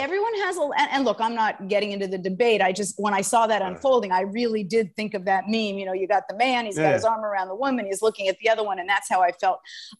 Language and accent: English; Los Angeles, California, United States; also born or lived in Berkeley; I live in Los Angeles.